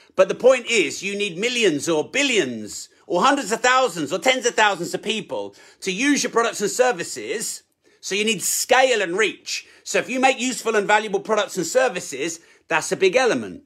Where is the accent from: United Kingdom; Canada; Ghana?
United Kingdom; I'm British